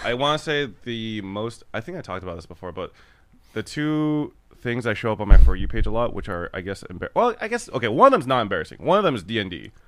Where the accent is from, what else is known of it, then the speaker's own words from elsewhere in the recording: Los Angeles, California, United States; Korean American that was raised in Los Angeles